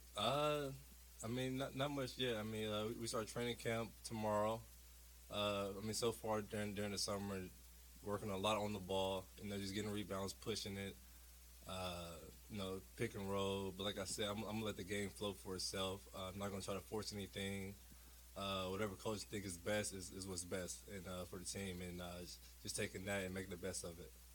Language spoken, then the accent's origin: English; Tulsa, Oklahoma, United States; I came from Tulsa.